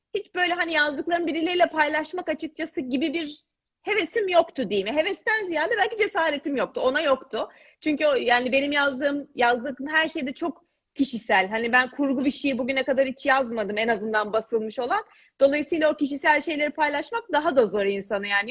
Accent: Istanbul, Turkey; moved away as an adult; also born or lived in England / Paris, France; 83 İstanbul doğumluyum. E, İtalyan Lisesi'nde okudum.

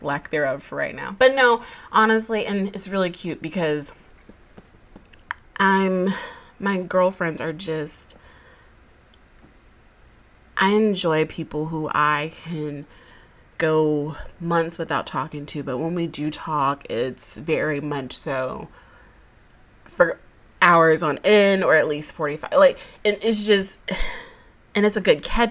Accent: Georgia, United States; I was born and raised in the Peach State

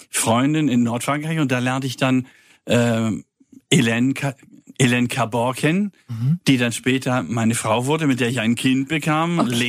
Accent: Kiel, Schleswig-Holstein, Germany; Als, da bin ich auch geboren, ich komme eigentlich aus Kiel. Man hört das.

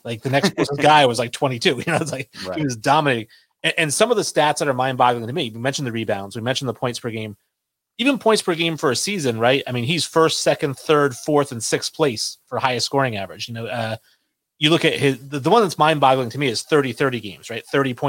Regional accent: New England, United States; I'm from New England.

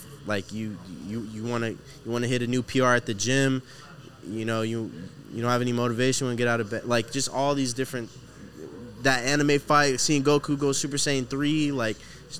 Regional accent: Houston, Texas, United States; Houston. I was born here, but originally Palestine. My dad's from Palestine, mom's from Africa.

